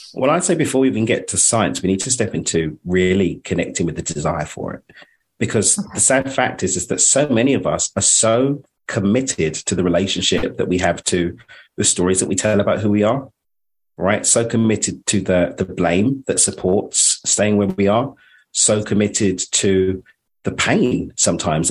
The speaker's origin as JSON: {"language": "English", "region": "London", "country": "United Kingdom", "moved": "yes", "lives_now": "Cabo San Lucas, Mexico", "said": "I'm a, an East Londoner from the UK. Uh, I'm not Australian"}